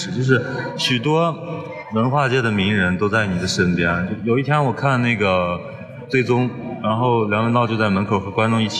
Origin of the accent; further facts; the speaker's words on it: Shanxi, China; 我是山西人嘛，